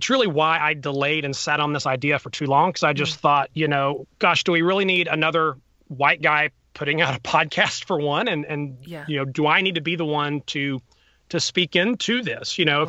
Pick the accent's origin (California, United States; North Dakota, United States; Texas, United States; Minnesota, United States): Texas, United States; Azle; now in Atlanta, United States; I grew up in Azle, Texas, outside Fort Worth.